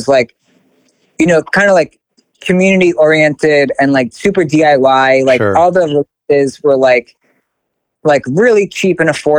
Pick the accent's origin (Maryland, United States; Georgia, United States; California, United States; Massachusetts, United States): Maryland, United States; Baltimore; moved away as an adult; also born or lived in Keene, New Hampshire; I'm from Baltimore, but I went to college in Keene, New Hampshire